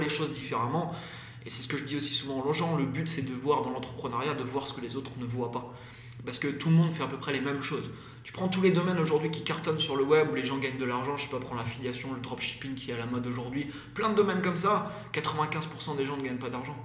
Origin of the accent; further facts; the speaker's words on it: Brittany, France; moved away as an adult; j'ai quitté la Bretagne euh, parce qu'avant, voilà, j'ai une vie un peu compliquée en Bretagne